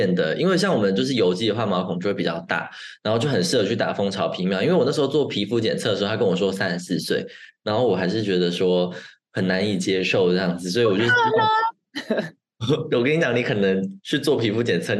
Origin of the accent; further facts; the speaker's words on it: Taiwan; moved away as an adult; now in Germany; 毕竟我们是在台湾长大的嘛